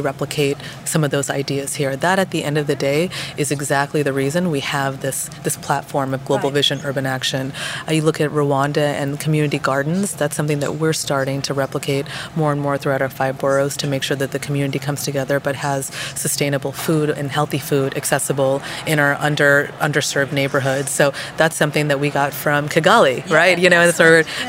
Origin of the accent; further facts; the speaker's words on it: United States; I can speak as an American